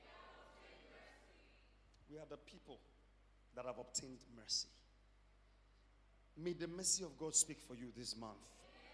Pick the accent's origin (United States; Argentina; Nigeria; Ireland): Nigeria